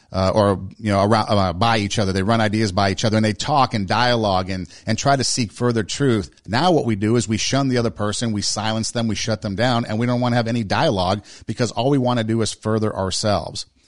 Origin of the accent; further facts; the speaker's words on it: United States; We in America